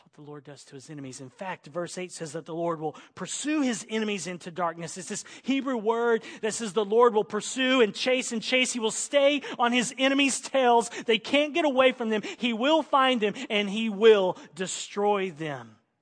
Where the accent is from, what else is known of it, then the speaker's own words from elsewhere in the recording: Oklahoma, United States; I grew up in Oklahoma in the country and we use switches